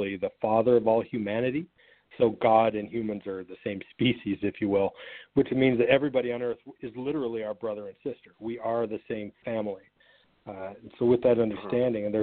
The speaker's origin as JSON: {"language": "English", "town": "Sandy", "region": "Utah", "country": "United States", "tie": "born or raised there", "also_born_or_lived": "Atlanta, Georgia", "moved": "as an adult", "said": "I grew up in a suburb of Salt Lake City, Utah, and lived in the same house in the same neighborhood from birth up until the age of 19"}